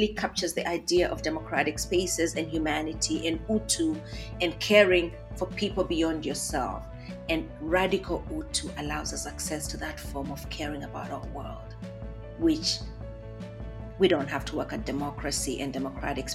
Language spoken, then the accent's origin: English; Kenya; now in Harrisonburg, Virginia, United States; a Kenyan, which I am right now as well